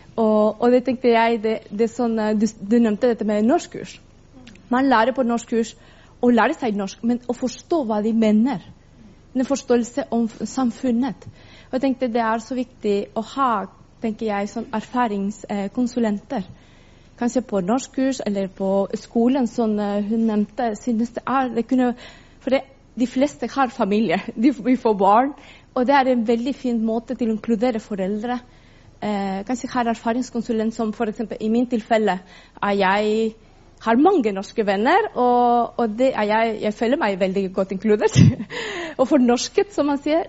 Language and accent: Norwegian; Chile; Norwegian is a second language; now in Norway; Jeg kommer fra Chile